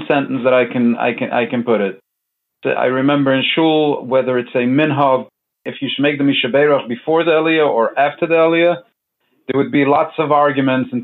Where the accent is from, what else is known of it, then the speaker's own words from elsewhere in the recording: New York City, New York, United States; also born or lived in Jerusalem, Israel; I was born and grew up in Borough Park and still live in Borough Park.